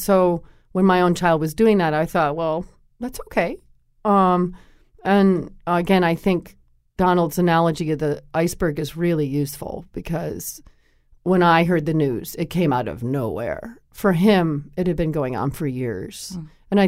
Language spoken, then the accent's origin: English; Connecticut, United States; I had been that way myself. I grew up in Connecticut, and I played basketball.